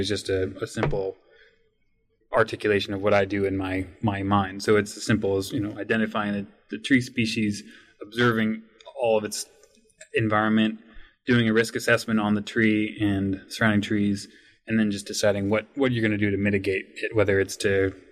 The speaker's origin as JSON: {"language": "English", "town": "Monroe", "region": "Washington", "country": "United States", "tie": "born or raised there", "said": "I grew up in Monroe, Washington, which is about an hour northeast of Seattle and foothills of the Cascades"}